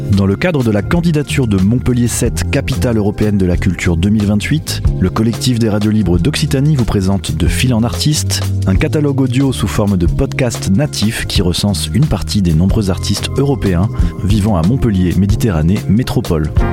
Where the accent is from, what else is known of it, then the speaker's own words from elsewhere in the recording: Calabria, Italy; French is a second language; moved away as an adult; also born or lived in Geneva region; now in France; Je suis né en Italie, euh, en dix-neuf cent soixante-dix-sept, en Calabre plus précisément